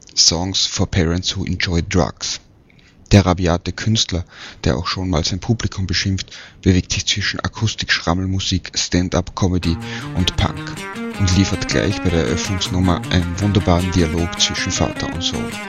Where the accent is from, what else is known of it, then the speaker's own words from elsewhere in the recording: Vienna, Austria; in meiner Heimatstadt